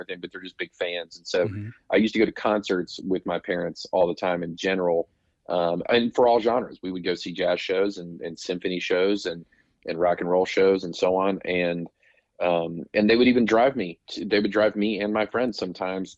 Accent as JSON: {"language": "English", "town": "Roanoke", "region": "Virginia", "country": "United States", "tie": "born or raised there", "moved": "yes", "said": "when I grew up in Roanoke"}